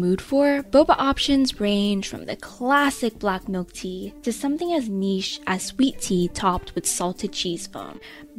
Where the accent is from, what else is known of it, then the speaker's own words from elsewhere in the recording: Bay Area, California, United States; From where we grew up in the Bay Area, it isn't hard to find a boba shop every few blocks.